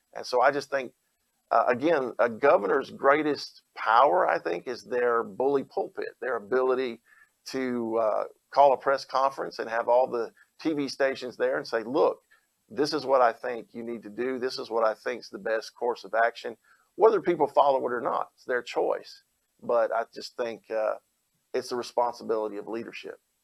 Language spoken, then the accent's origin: English; Opelika, Alabama, United States; I am an Alabamian. I grew up here. I grew up in Opelika, Auburn area